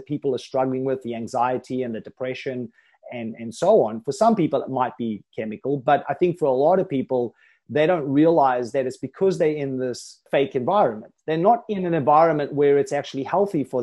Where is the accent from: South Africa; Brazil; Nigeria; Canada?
South Africa; Johannesburg, Gauteng; moved away as an adult; now in Thailand; I lived most of my life in South Africa in Johannesburg